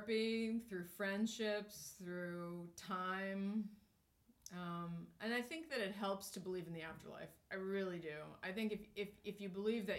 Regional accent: New Hampshire, United States; we grew up in New Hampshire and on a farm

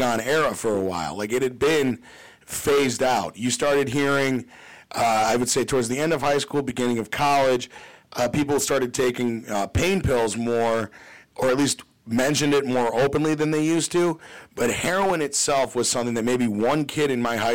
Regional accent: Glenview, Illinois, United States; I grew up in Glenview

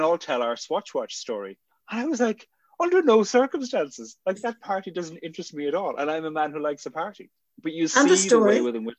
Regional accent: Cork, Munster, Ireland; moved away; also born or lived in Northern Ireland; I'm from the People's Republic of Cork. So, Cork.

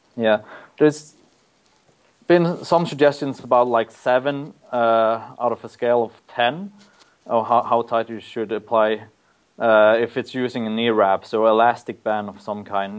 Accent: Norway; moved away as an adult; now in Auckland, New Zealand; I'm from Norway

